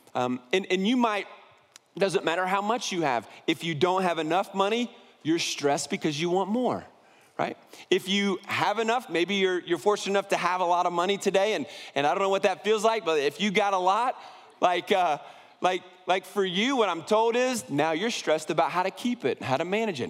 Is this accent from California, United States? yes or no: no; Columbus, Ohio, United States; I was born right outside of Columbus, Ohio